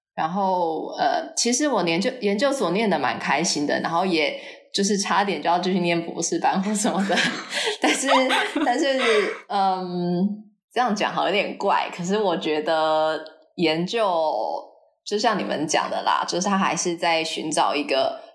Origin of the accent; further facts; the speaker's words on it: Taiwan; moved away as an adult; also born or lived in United States; 我虽然是就是台湾长大的